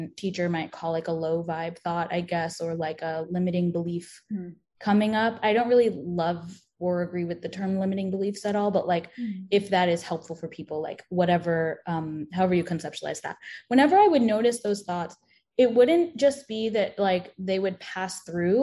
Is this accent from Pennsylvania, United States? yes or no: no; New York, United States; I grew up in New York with a lot of trains.